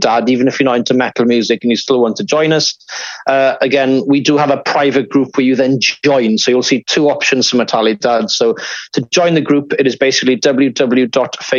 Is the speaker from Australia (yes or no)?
no; Cardigan, Wales, United Kingdom; I'm from Cardigan originally, hence the accent.